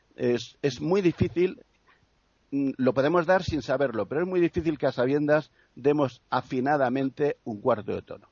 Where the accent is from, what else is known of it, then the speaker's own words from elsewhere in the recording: Region of Murcia, Spain; yo soy de Murcia